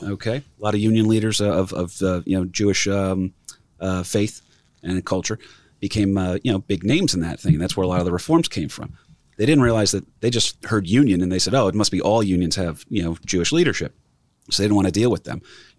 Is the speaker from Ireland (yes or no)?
yes; Ireland; First of all, I'm Irish, so I don't know if they would have had me.